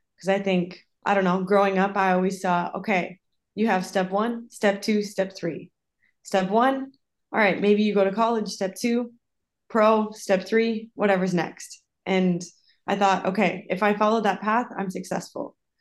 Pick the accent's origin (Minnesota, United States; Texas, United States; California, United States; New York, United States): Minnesota, United States; moved away as an adult; also born or lived in South Dakota / Costa Rica / Iceland / Sweden; now in Italy; I'm originally from Minnesota.